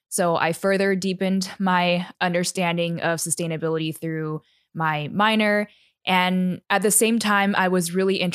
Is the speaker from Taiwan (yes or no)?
yes; Taiwan; I'm a third culture kid. So, I was born and raised in Taiwan. And growing up in a city, I didn't really have access to the great outdoors